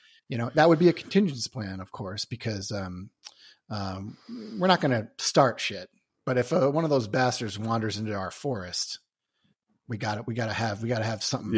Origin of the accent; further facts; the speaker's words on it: New York, United States; born there; also born or lived in Hawaii; now in Chicago, United States; So I was born in New York, but I moved to Chicago and lived in Chicago for 20 years, then moved to Hawaii for 2.5.